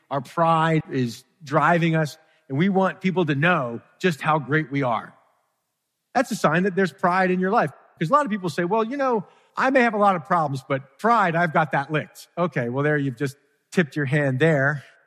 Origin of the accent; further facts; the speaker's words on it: Philadelphia, Pennsylvania, United States; I grew up in Philadelphia